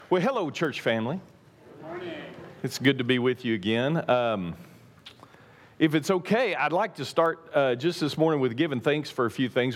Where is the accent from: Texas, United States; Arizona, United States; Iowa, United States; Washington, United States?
Texas, United States; East; I'm from East Texas